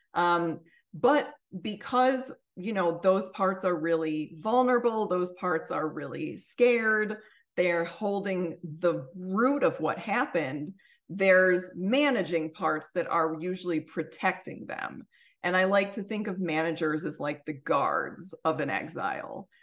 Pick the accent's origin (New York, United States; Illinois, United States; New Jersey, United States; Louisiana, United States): Illinois, United States; suburbs of Chicago; moved away; also born or lived in Washington, D.C.; where I'm from, which is the suburbs of Chicago